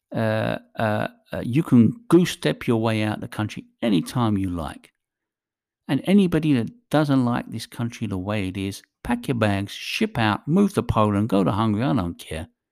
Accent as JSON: {"language": "English", "region": "England", "country": "United Kingdom", "tie": "born or raised there", "said": "I was born in England. I consider myself British."}